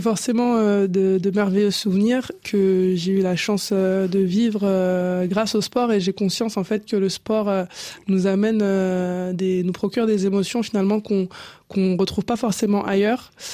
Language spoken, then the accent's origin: French; La Courneuve, Île-de-France, France; also born or lived in Cameroon; J'ai grandi à La Courneuve, en Seine-Saint-Denis. Je suis originaire du Cameroun